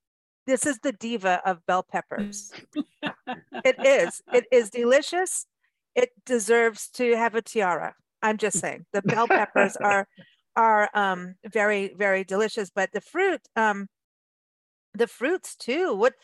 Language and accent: English; Kenya; that reminded me of being growing up in Kenya.